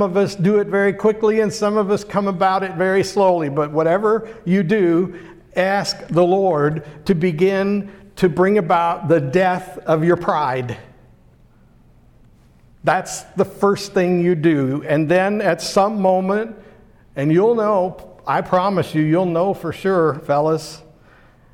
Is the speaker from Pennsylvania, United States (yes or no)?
yes; Pittsburgh, Pennsylvania, United States; That's a word I grew up with in Pittsburgh